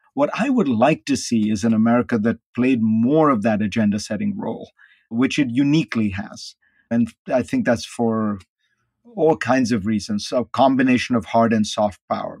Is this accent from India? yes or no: yes; India; now in United States; I grew up in India